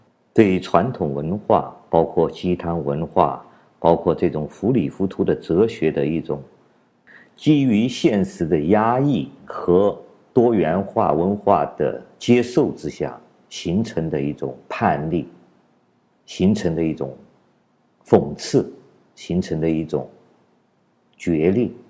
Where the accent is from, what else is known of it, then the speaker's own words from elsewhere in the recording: China; 按我们中国人有一个说法，叫我们中国人穷的只剩下钱了